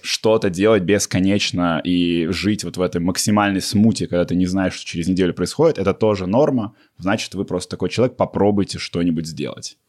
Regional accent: Russia; moved away as an adult; also born or lived in Toronto, Canada; я из России, я жил еще в Торонто

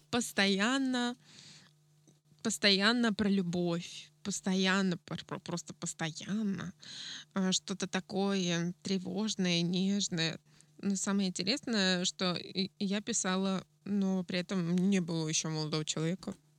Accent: Yekaterinburg, Sverdlovsk Oblast, Russia; moved away; also born or lived in Adler; я из Екатеринбурга, у нас там было много всяких разных заведений. Я устраивала лирические поэтические вечера у себя в городе

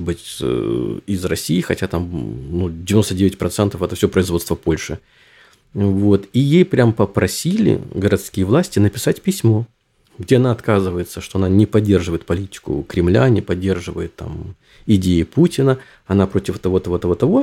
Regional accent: Ukraine; also born or lived in Düsseldorf, Germany; now in Germany; я сам из Украины, но говорю по-русски

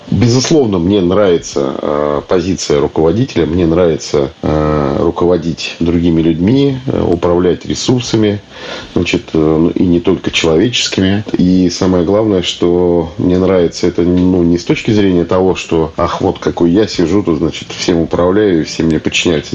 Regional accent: Kaluga, Kaluga Oblast, Russia; moved away as an adult; now in Saint Petersburg, Russia; я сам из Калуги

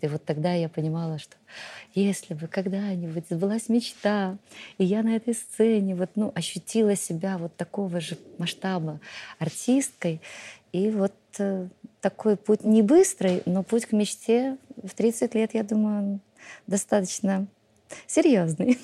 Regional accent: Belarus

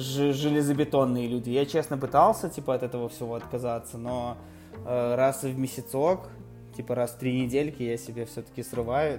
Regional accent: Minsk, Belarus; я типа вырос э, в детстве на Комаровке, ну, район Комаровки

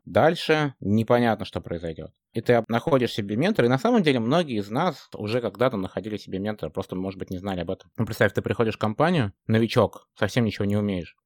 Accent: Moscow, Russia; moved away as an adult; now in Amsterdam, Netherlands; я вообще родом из Москвы, но последние 7 лет живу в э, светлом солнечном городе Амстердам

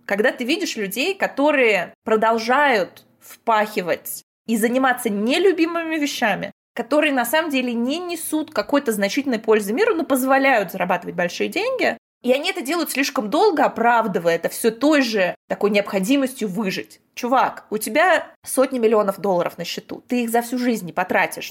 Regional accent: Balashikha, Moscow Oblast, Russia; я выросла не в Москве, я выросла в Подмосковье, в подмосковной балашке.

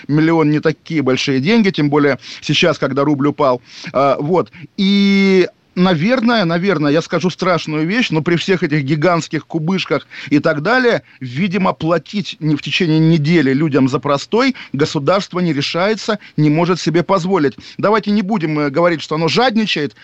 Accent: Moscow, Russia; moved away; я олдскульный москвич

